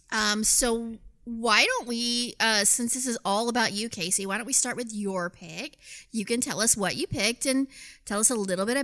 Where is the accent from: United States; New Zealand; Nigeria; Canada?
Canada; You're like, listen, I'm Canadian